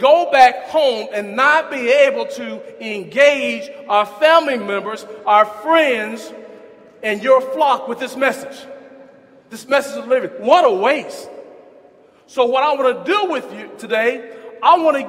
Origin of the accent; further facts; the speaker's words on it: Huntsville, Alabama, United States; also born or lived in Arkansas; as a young boy growing up in Huntsville